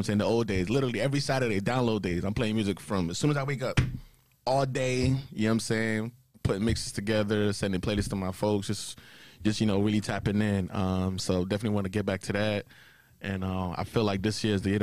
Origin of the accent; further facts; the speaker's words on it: Nigeria; now in United States; I was born in Nigeria. Came over to the States in 2001